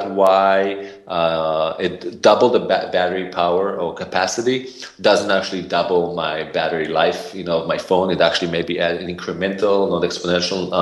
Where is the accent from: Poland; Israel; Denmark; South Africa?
Israel; also born or lived in San Francisco, California, United States; now in United States; I have an accent, originally from Israel. Grew up there, and then I somehow accidentally moved to the U.S.